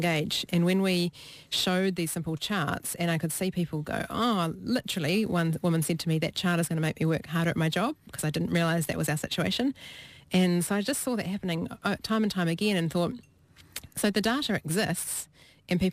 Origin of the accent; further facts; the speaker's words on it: Hawke's Bay, New Zealand; I grew up in Hawke's Bay where we had quite a few frosts in winter, and I just thought that was a normal part of growing up in New Zealand.